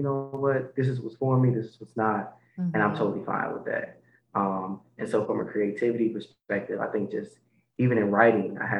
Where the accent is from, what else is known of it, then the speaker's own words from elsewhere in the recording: Detroit, Michigan, United States; So I am originally from Detroit, Michigan.